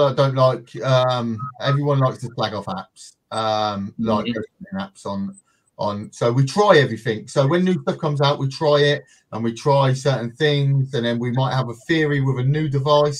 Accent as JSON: {"language": "English", "town": "Northampton", "region": "East Midlands", "country": "United Kingdom", "said": "we're from the UK. I'm central in the UK, a place called Northampton."}